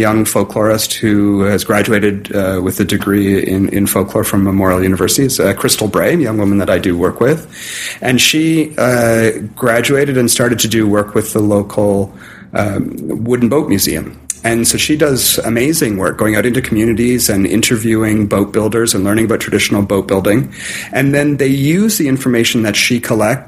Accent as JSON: {"language": "English", "region": "Southern Ontario", "country": "Canada", "tie": "born or raised there", "moved": "yes", "said": "I grew up in Southern Ontario"}